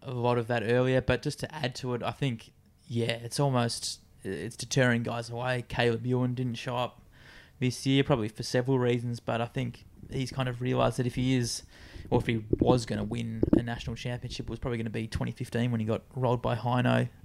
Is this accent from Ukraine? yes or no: no; Australia; I think being an Australian